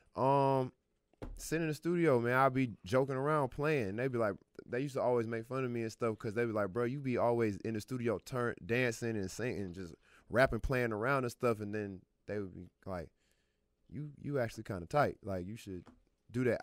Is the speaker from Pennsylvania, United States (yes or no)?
no; Atlanta, Georgia, United States; also born or lived in Birmingham, Alabama / Los Angeles; I'm from Atlanta.